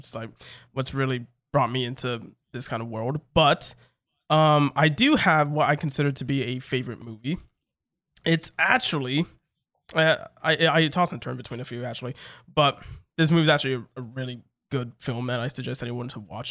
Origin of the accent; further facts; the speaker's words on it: United States; I'm American